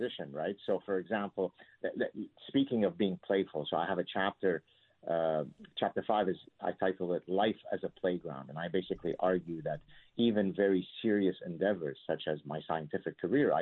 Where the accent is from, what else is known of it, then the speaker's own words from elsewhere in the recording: Lebanon; moved away; my childhood growing up in the Lebanese Civil War